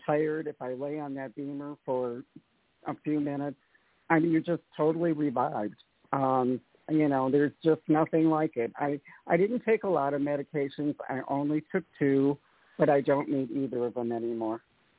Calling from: Atlanta, Georgia, United States; I'm from Atlanta.

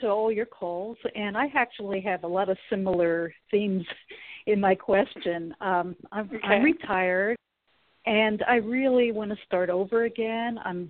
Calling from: Sacramento, California, United States; Oh, yeah. Yes. Sacramento.

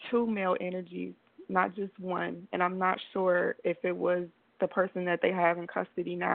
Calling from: Belize; I am calling from Belize right now.

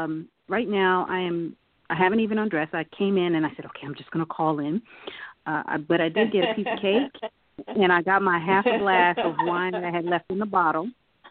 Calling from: Silver Spring, Maryland, United States; and I am now in Silver Spring, Maryland. I am now home.

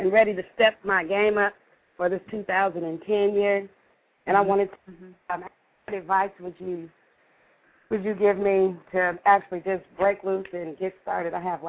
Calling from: Evansville, Indiana, United States; I'm from Evansville, Indiana.

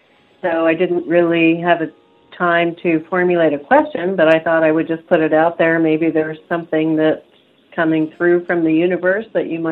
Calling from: Boise, Idaho, United States; from Boise, Idaho.

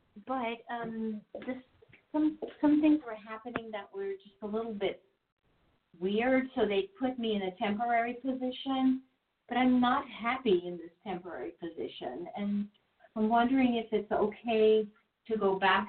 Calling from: New Jersey, United States; from New Jersey.

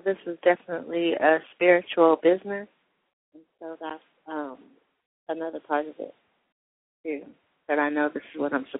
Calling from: Colorado, United States; I'm calling from Colorado.

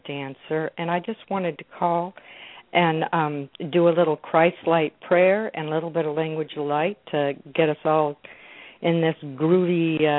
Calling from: Newport Beach, California, United States; I'm calling from Newport Beach, California.

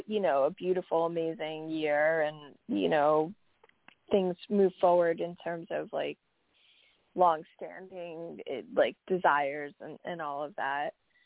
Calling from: New York, United States; Hi, Happy New Year. … from New York.

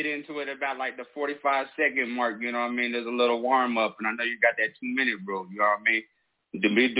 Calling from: Colorado Springs, Colorado, United States; I'm calling out the Springs out of Colorado.

